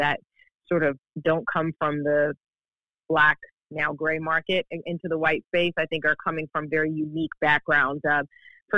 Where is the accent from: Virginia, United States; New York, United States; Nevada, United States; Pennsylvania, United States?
New York, United States; New York City; Growing up in New York, I grew up in Brooklyn, New York